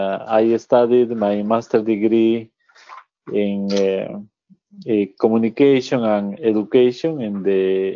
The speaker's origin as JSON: {"language": "English", "country": "Peru", "moved": "yes", "said": "I am from Peru in South America. I study a master's degree with the Ford Scholarship Program in Spain, in Barcelona."}